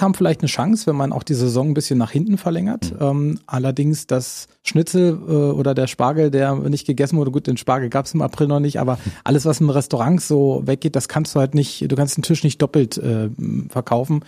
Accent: Cottbus, Brandenburg, Germany; Natürlich ist Cottbus meine Heimatstadt

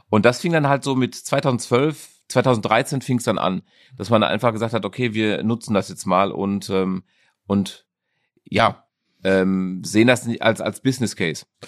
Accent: Dortmund, North Rhine-Westphalia, Germany; also born or lived in South Africa; Ich bin Dortmunder Junge. Ich bin in der Innenstadt geboren mhm. und äh, habe dann äh, Großteil meiner Jugend in Dortmund verbracht. Äh, den anderen Teil habe ich in Südafrika verbracht

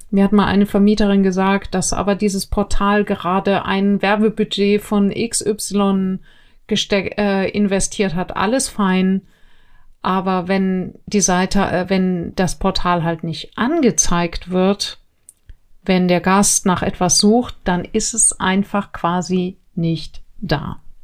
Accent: Neubiberg, Bavaria, Germany; wo ich herkomme, äh, Neubiberg, wirklich mini kleines Kraft bei München

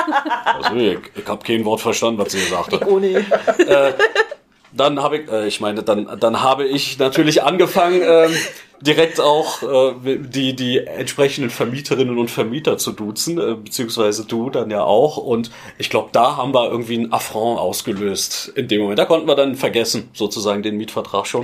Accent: Berlin, Germany; moved away as an adult; now in Filderstadt, Germany; als Berliner

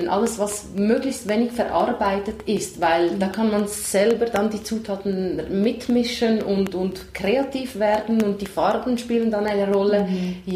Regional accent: Italy; moved away; ich komme aus Italien

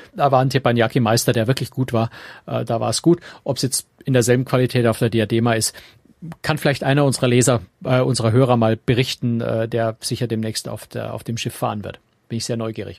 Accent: Bavaria, Germany; als Bayer

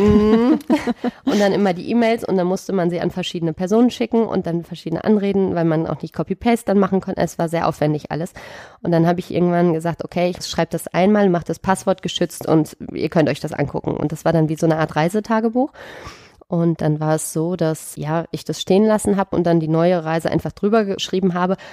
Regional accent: Sauerland, North Rhine-Westphalia, Germany; moved away as an adult; also born or lived in Düsseldorf / Dortmund / Cologne / Erftstadt; ich bin in Düsseldorf geboren, bin dann im Sauerland aufgewachsen

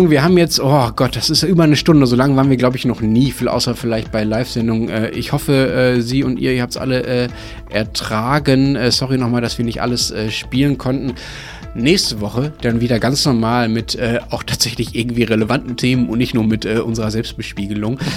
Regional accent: Styria, Austria; now in Switzerland; Ich bin Steirerin im Herzen und wohne in der Schweiz, also ich mache sozusagen Entwicklungshilfe da.

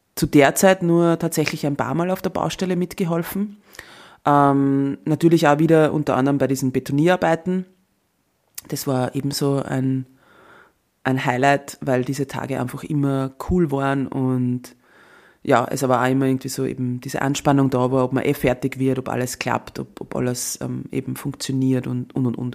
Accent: Austria; als Österreicherin

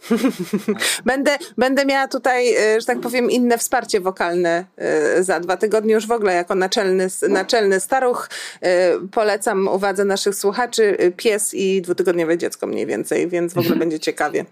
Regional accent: Warsaw, Masovian Voivodeship, Poland; also born or lived in Kraków; jako warszawianka y, y, urodzona

